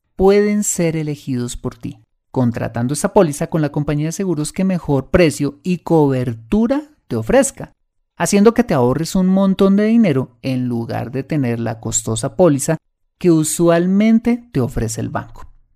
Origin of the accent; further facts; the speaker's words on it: Colombia; en mi país